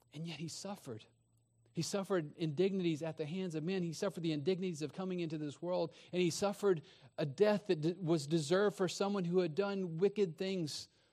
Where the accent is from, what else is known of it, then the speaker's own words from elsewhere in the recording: Texas, United States; I grew up in Texas